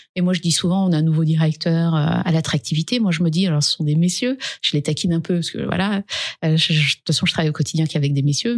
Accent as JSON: {"language": "French", "area": "a village in the Dauphiné", "region": "Auvergne-Rhône-Alpes", "country": "France", "said": "Je suis pas née dans les quartiers. Je viens d'un village du Dauphiné."}